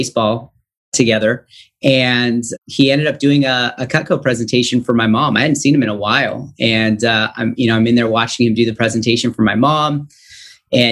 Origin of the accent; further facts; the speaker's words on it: Stockton, California, United States; also born or lived in Valley Springs, California; So I was born in Stockton, California, which is a small, I guess not too small, but it's in the Central Valley of California, about 2 hours east of San Francisco. So I was born and raised there